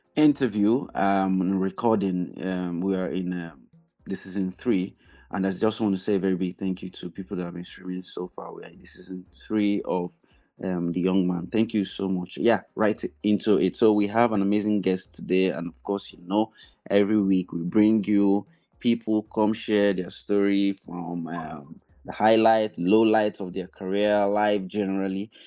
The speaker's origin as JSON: {"language": "English", "town": "Enugu", "region": "Enugu State", "country": "Nigeria", "tie": "born or raised there", "said": "I grew up in Enugu"}